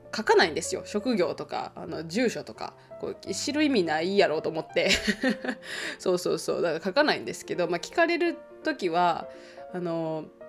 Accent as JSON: {"language": "Japanese", "country": "Japan", "tie": "born or raised there", "moved": "as an adult", "lives_now": "Finland", "said": "私が日本の社会で育った"}